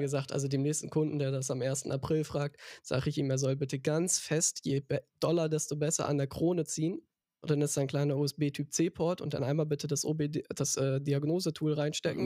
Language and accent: German; Hamburg, Germany; ich bin gebürtiger, stolzer Hamburger